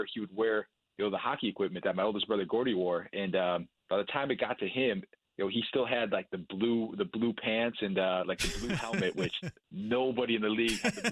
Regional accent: Buffalo, New York, United States; we grew up in Buffalo, New York

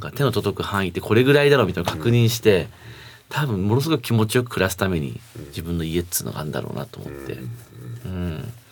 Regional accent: Fukui, Japan; also born or lived in Shonan / Shinjuku; now in Tokyo, Japan; 僕は福井地元の福井

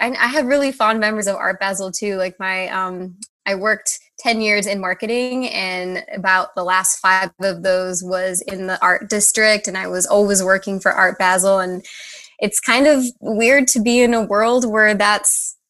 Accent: Miami, Florida, United States; moved away as an adult; now in North Carolina, United States; I was born and raised in Miami, Florida.

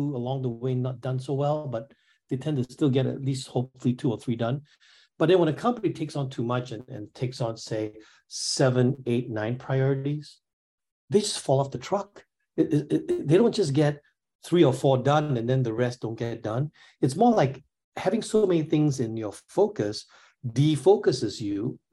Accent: Singapore; I'm from Singapore. I grew up in Singapore.

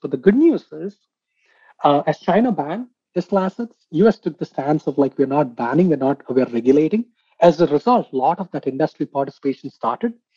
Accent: India; I come from India

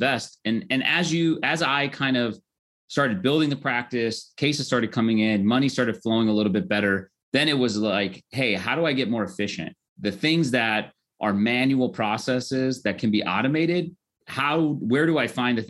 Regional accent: Norwalk, California, United States; also born or lived in Koreatown, Los Angeles; I grew up in Norwalk, California, which is kind of a small town

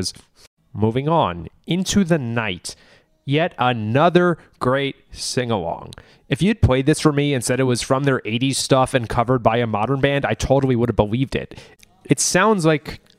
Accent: United States; I'm too American

